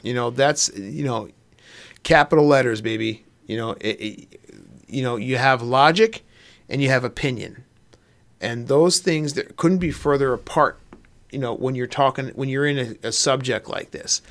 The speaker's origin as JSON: {"language": "English", "region": "Pennsylvania", "country": "United States", "tie": "born or raised there", "said": "you and I grew up in the Pennsylvania woods"}